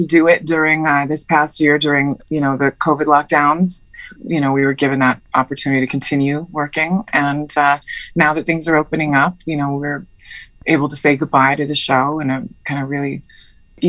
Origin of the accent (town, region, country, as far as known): United States; born or raised there; also born or lived in Heidelberg, Germany